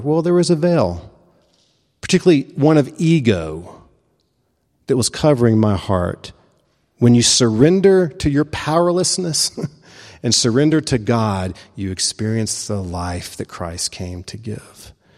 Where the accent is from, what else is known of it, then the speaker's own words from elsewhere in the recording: the American South, United States; I'm a Presbyterian and I'm a Southerner